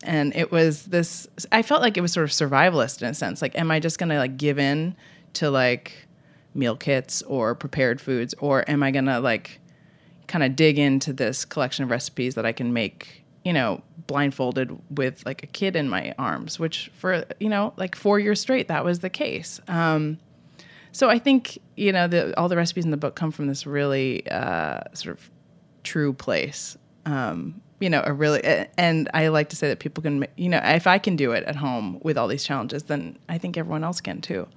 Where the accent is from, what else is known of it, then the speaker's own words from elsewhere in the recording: Vermont, United States; moved away as an adult; also born or lived in Boston; now in San Francisco, United States; I grew up in Vermont, uh, and I lived in Boston